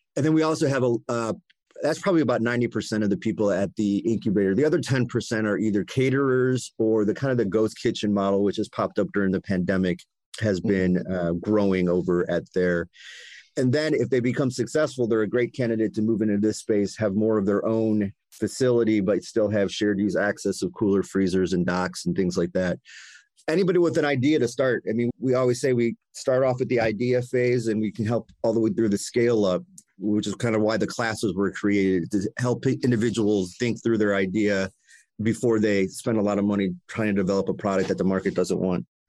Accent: Cleveland, Ohio, United States; I grew up in Cleveland, lifelong Clevelander

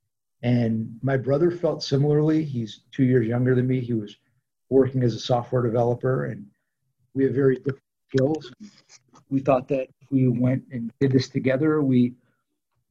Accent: Los Angeles, California, United States; So I grew up in LA in the San Fernando Valley

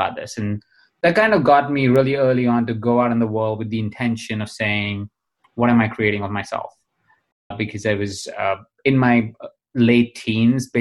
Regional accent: Jaipur, Rajasthan, India; I was born in India. I was born in a small town in India called Jaipur.

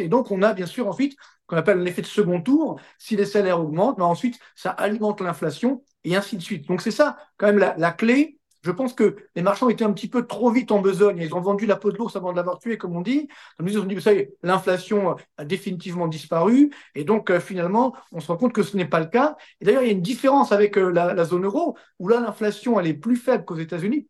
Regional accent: France; Chez nous, en France

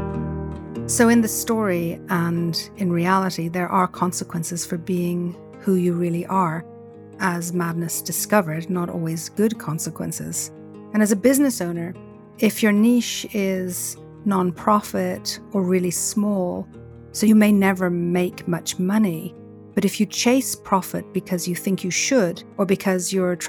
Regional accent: Ireland; growing up in Ireland, we used to go to see Maureen Potter and the end of year Christmas special in the Gaiety Theatre.

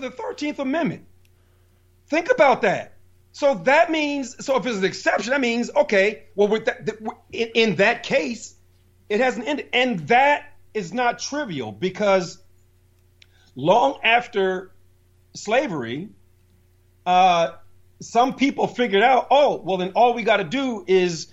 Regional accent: Plainfield, New Jersey, United States; I grew up in Plainfield, New Jersey.

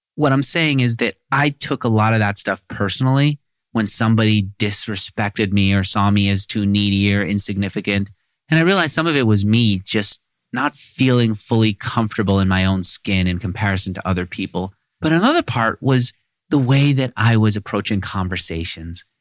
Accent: New York City, New York, United States; I grew up in Queens

